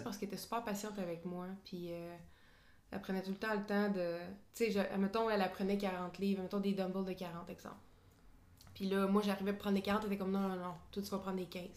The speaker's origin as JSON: {"language": "French", "town": "Drummondville", "region": "Quebec", "country": "Canada", "moved": "yes", "lives_now": "Montreal, Canada", "said": "moi, je viens de Drummondville"}